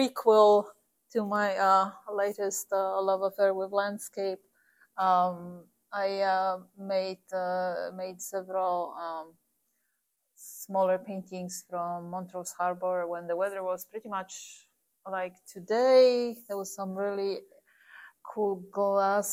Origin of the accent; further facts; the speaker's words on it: Poland; moved away as an adult; also born or lived in Warsaw; now in Galesburg, United States; I'm originally from Poland.